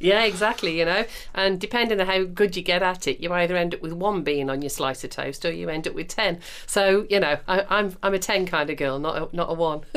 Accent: United Kingdom; we are British

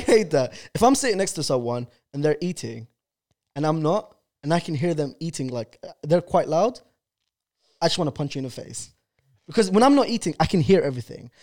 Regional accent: London, United Kingdom; English is a second language; I came to London in two thousand and two. I went to primary school and I didn't speak English

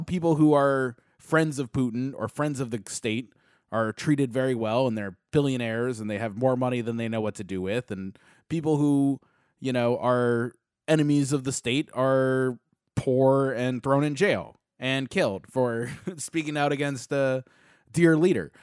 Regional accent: United States; as an American

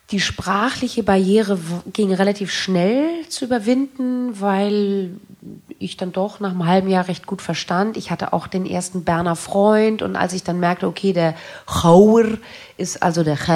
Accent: Germany; dass ich damit aufgewachsen bin in Deutschland

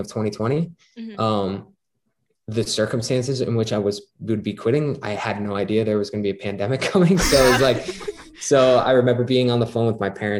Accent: Scranton, Pennsylvania, United States; my hometown of Scranton, Pennsylvania

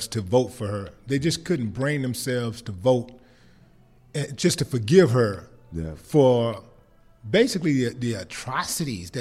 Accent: United States; I am an American.

